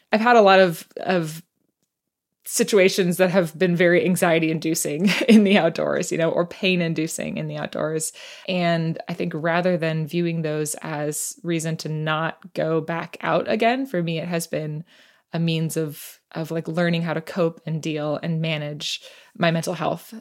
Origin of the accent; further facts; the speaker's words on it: United States; moved away as an adult; also born or lived in New York City; now in Seattle, United States; I was born and raised right outside Washington, D C